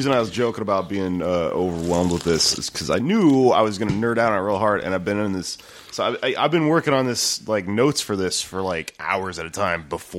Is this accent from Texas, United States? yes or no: yes; Texas, United States; I grew up here in Texas